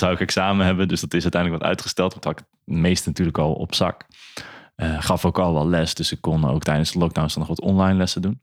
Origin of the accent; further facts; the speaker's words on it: Emmeloord, Flevoland, Netherlands; moved away as an adult; now in Zwolle, Netherlands; ik ben opgegroeid in Emmeloord